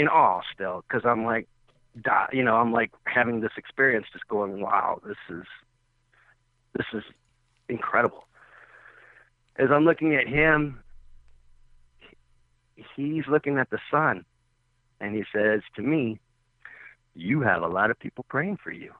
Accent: Texas, United States; moved away; I'm from Texas

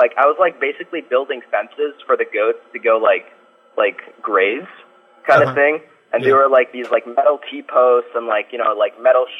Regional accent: Ohio, United States; I'm from Ohio

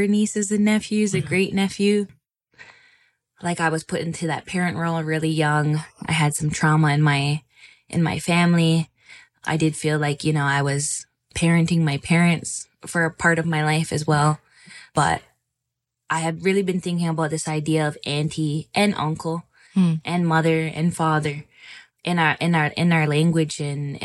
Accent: Six Nations of the Grand River Territory, Ontario, Canada; I'm from Six Nations Grand River Territory, Mohawk Bear Clan

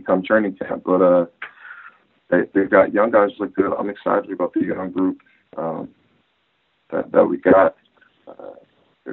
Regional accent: San Diego, California, United States; moved away as an adult; also born or lived in Oklahoma; We're all from San Diego

